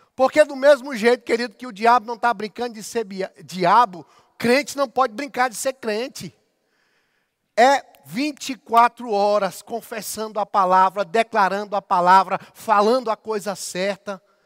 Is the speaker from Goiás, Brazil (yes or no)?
yes; Goiás, Brazil; accent: goiano; eu sou goiano, então se eu falar algo aí que você não entende, eu vou tentar ser o mais claro possível, porque a linguagem do goiano é diferenciada